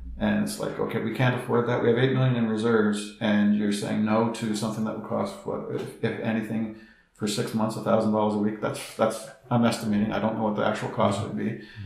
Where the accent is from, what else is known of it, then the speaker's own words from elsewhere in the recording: Toronto, Ontario, Canada; now in Algonquin Highlands, Canada; I come from Toronto